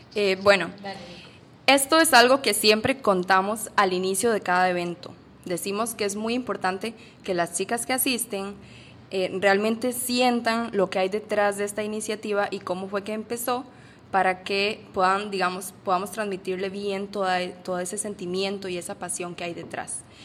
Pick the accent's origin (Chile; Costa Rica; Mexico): Costa Rica; moved away as an adult; now in Panama; soy de Costa Rica